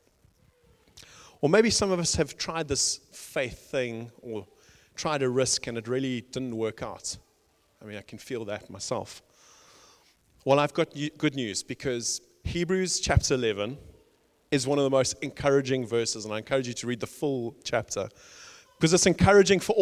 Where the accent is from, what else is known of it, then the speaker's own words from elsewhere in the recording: South Africa; I grew up in South Africa, you can probably tell by the accent